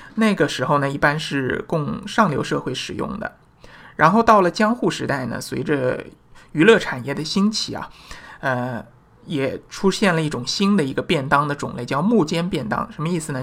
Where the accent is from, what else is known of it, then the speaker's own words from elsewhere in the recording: China; 我们中国人